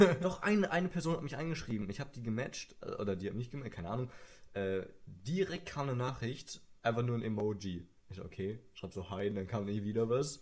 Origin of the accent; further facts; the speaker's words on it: Sauerland, North Rhine-Westphalia, Germany; ich komme aus dem Sauerland. Vielleicht kennt jemand die Stadt Hema.